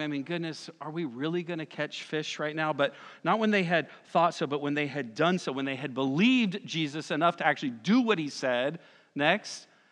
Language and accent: English; Lakeland, Florida, United States; now in Conway, United States; I grew up in Lakeland, Florida. We know about lakes. I moved here